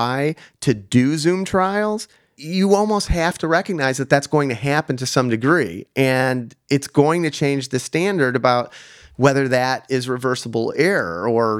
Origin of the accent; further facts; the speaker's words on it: Chicago, Illinois, United States; accent: slight Chicago; I have a slight Chicago accent